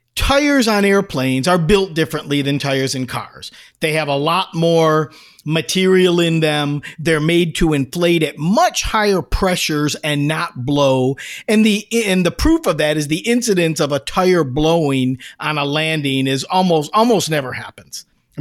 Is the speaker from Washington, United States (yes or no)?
no; Taberg, New York, United States; It's Taberg, and I was born in Taberg.